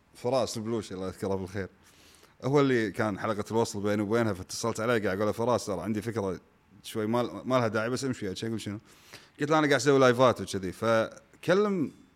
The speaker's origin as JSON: {"language": "Arabic", "country": "Kuwait", "said": "انا موسيقي كويتي"}